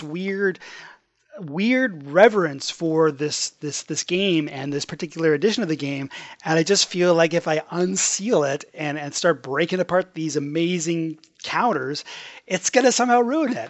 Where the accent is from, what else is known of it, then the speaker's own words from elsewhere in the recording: Edmonton, Alberta, Canada; now in Toronto, Canada; I am originally from Edmonton, Alberta